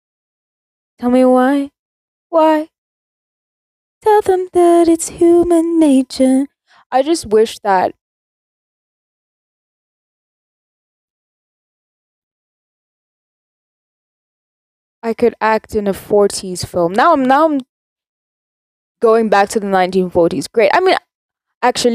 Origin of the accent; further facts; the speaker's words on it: South Africa; I'm South African